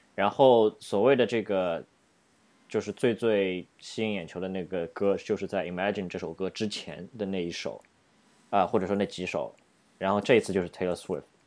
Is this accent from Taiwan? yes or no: no; Shanghai, China; now in New York, United States; 在上海，就是我们家乡